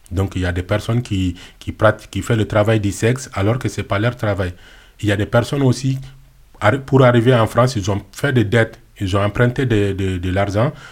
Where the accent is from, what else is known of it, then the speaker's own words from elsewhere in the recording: Mali; moved away; Je suis parti du Mali, donc je fais le Sahara, l'Algérie, la Libye, et je pris le bateau pneumatique pour arriver en Italie.